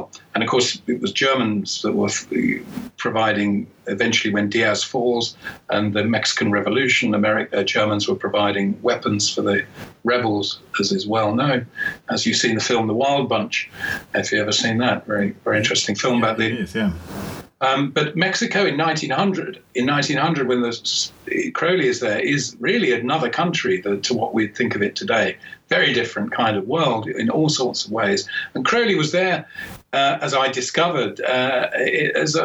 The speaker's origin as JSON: {"language": "English", "region": "England", "country": "United Kingdom", "said": "as an Englishman"}